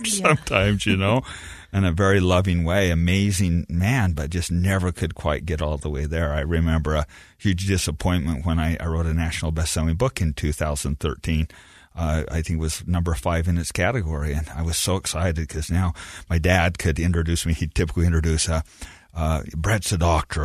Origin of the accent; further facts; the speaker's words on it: Beaver, Utah, United States; I grew up in Beaver, Utah. I am very proud of that.